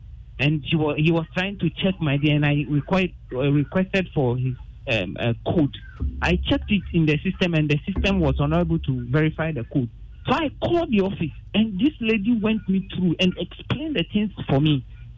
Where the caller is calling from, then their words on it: Adenta, Greater Accra, Ghana; Yes, I'm calling from Adenta.